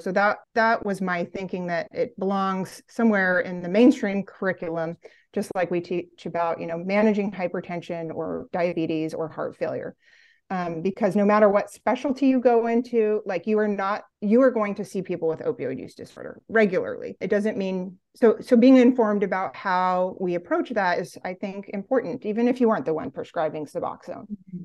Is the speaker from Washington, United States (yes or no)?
yes; Olympia, Washington, United States; moved away as an adult; now in Vermont, United States; I grew up in Olympia, Washington